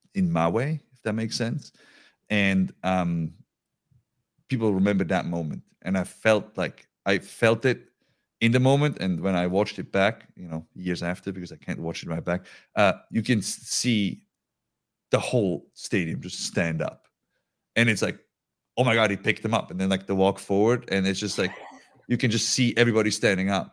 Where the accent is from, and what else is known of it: Switzerland; moved away